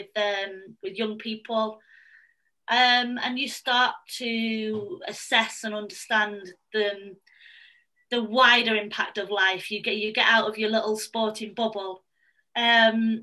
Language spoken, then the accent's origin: English; Manchester, North West England, United Kingdom; I'm 29, I'm from Manchester